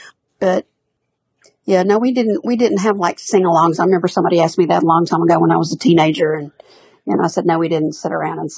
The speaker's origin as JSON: {"language": "English", "town": "Birmingham", "region": "Alabama", "country": "United States", "tie": "born or raised there", "said": "I was born here in Birmingham."}